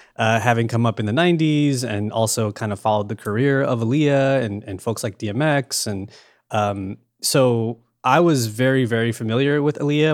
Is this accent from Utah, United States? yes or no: no; New York, United States; born and raised in New York